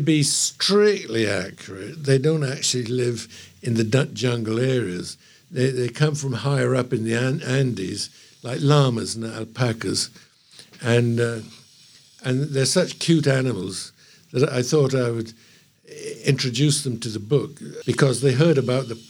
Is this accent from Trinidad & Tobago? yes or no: yes; Trinidad & Tobago; now in England, United Kingdom; I grew up there in the West Indies and grew up in Trinidad